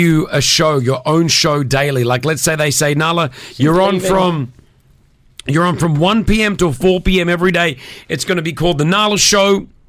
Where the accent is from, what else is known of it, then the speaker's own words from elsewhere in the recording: Australia; now in Dubai, United Arab Emirates; growing up in Australia.